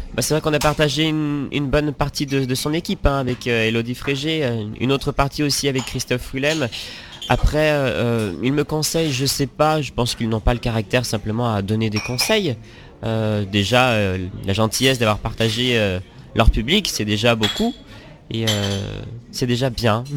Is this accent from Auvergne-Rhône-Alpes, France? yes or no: yes; Auvergne-Rhône-Alpes, France; En Rhône-Alpes, en Rhône-Alpes, euh, dans, un, dans un petit village